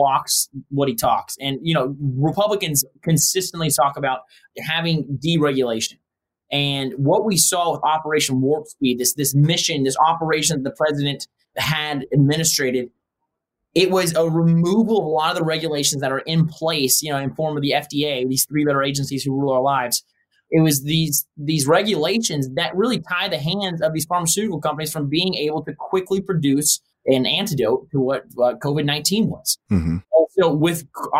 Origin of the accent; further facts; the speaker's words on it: United States; as an American speaking English